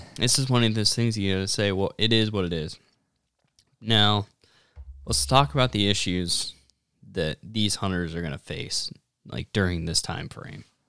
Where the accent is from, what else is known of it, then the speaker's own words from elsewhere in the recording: Platte River, west of Sutherland towards Hershey, Nebraska, United States; Where I grew up hunting on the Platte River was just west of Sutherland towards Hershey.